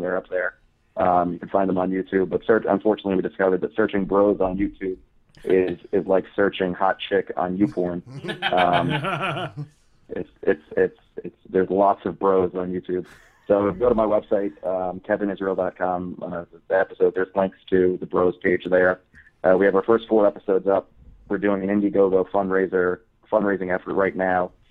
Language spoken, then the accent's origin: English; New Jersey, United States; also born or lived in Florida; I'm a Jersey boy. Grew up here. I was born in Florida. Lived there for a year. Been here for the rest of my life. Central Jersey, Jersey Shore.